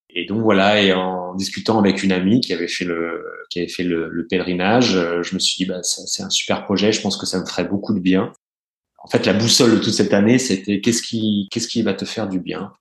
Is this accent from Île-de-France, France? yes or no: no; Burgundy, Bourgogne-Franche-Comté, France; moved away; je suis né, j'ai grandi en Bourgogne